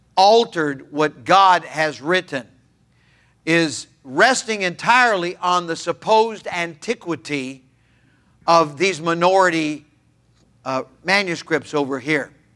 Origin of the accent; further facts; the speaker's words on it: Los Altos, California, United States; My dad and my mom had taken a little church, a mission church in Los Altos, California. I was nine months of age at the time